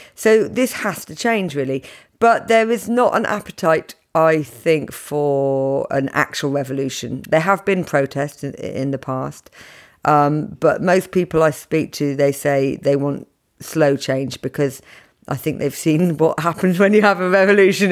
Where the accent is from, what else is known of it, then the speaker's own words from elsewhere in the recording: United Kingdom; as a British woman